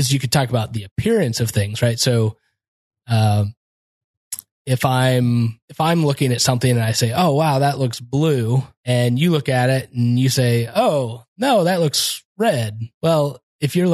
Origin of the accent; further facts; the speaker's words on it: Kansas, United States; I'm from Kansas.